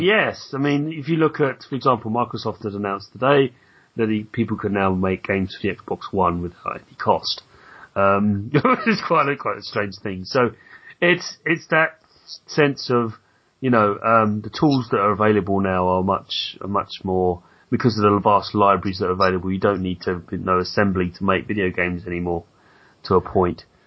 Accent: London, United Kingdom; I was brought up in in Southeast London

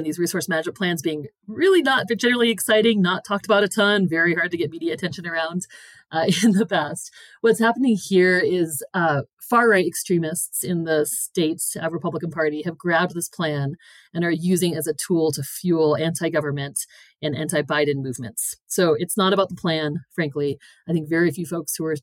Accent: Green River, Wyoming, United States; It's where I grew up in Green River, Wyoming

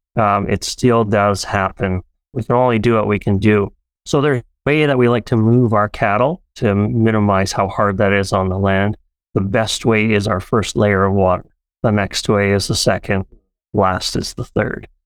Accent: Abbotsford, British Columbia, Canada; moved away as an adult; also born or lived in Paraguay; now in Alberta, Canada; we grew up in Abbotsford, BC, and my family all immigrated here from Paraguay, South America

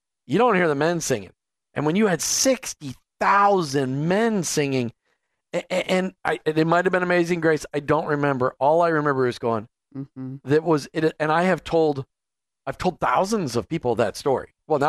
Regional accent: Minnesota, United States; I'm a Minnesotan.

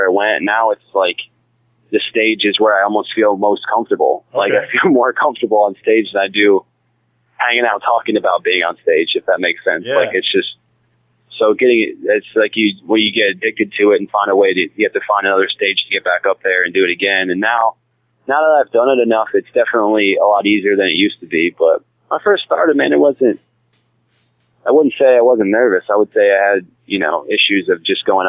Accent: Ohio, United States; moved away as an adult; also born or lived in Columbus, Ohio / Virginia; now in Charlotte, United States; I'm from Ohio. I'm an Ohio boy. I'm a small town kid, man. My neighbors were Amish

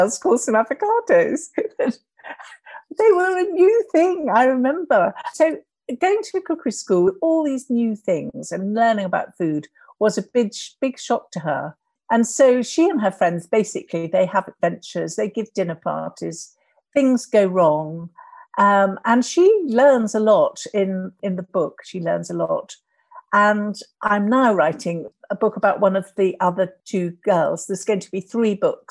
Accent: London, United Kingdom; also born or lived in Wimbledon; I was born in London and I had a London life. Although we moved to Wimbledon when I was quite young.

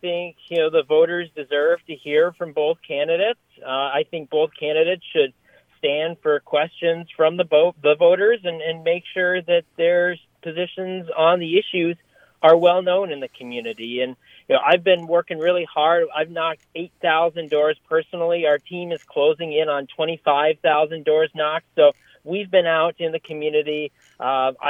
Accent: Brooklyn Park, Minnesota, United States; I was appointed at the time to the Citizen Long Range Improvement Committee in my hometown of Brooklyn Park

